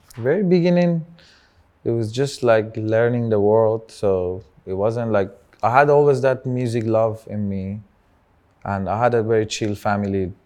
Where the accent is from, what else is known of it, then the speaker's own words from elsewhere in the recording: Tehran, Tehran Province, Iran; English is a second language; moved away; I started as a, one of the first Persian rappers from Tehran